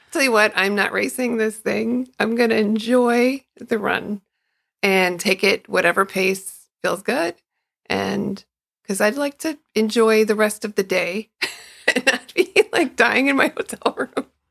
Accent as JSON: {"language": "English", "town": "Chicago", "region": "Illinois", "country": "United States", "tie": "born or raised there", "said": "I grew up in Chicago"}